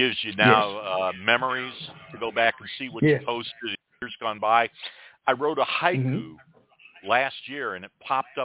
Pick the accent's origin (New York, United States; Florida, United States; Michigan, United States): Michigan, United States; Detroit; also born or lived in West Virginia (family); now in Alabama Gulf Coast, United States; I grew up outside of Detroit